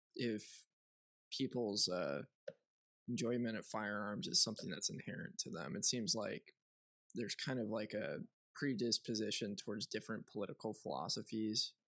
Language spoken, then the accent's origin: English; just north of Chicago, Illinois, United States; I grew up in commie land, uh, oh. where there was no guns, and just north of Chicago.